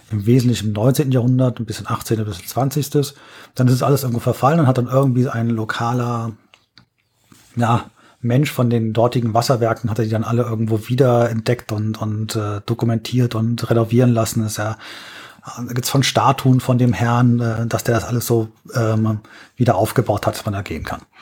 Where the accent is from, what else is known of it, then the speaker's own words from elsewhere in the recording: Berlin, Germany; Da muss okay. ich als Berliner von träumen.